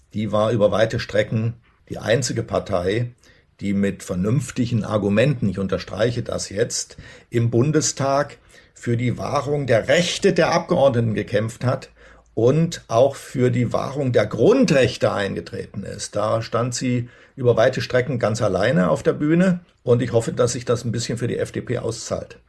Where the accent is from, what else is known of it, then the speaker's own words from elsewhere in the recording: Berlin, Germany; daran hat man sich als Berliner gewöhnt